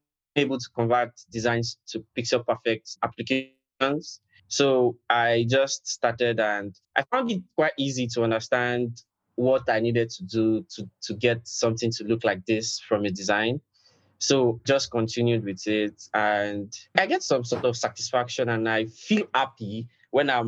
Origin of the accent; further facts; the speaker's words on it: Nigeria; I'm from Nigeria